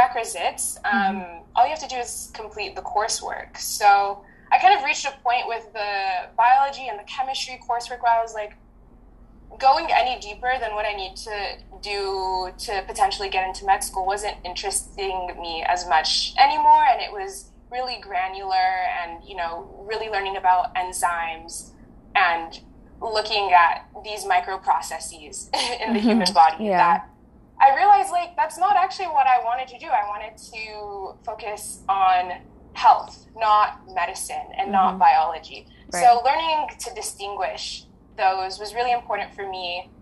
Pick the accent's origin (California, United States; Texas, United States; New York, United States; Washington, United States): California, United States; Southern; first language French; English is a second language; also born or lived in Geneva, Switzerland; I grew up in Southern California, speaking French